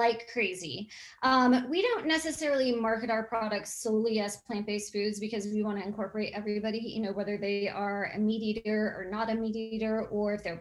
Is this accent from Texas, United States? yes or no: yes; Texas, United States; moved away as an adult; also born or lived in Colorado; now in Oregon, United States; I grew up in Texas and I grew up in a ranching family